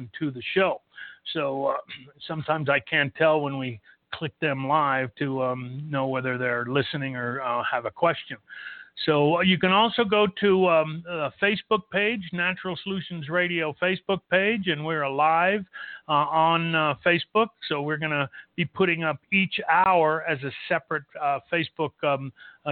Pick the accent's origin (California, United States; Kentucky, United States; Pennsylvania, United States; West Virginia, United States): California, United States; Los Angeles; moved away as an adult; now in El Paso, United States; I was born and raised in Los Angeles.